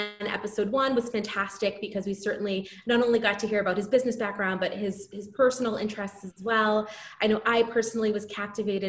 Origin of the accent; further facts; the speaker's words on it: just south of Boston, Massachusetts, United States; also born or lived in Cork, Ireland; I was born in Cork and emigrated to the US with my family when I was 5 years old. So grew up just south of Boston